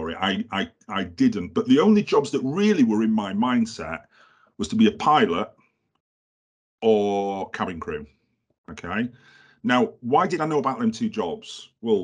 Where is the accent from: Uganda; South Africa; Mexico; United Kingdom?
United Kingdom; Halifax, Yorkshire and the Humber; I'm from Halifax.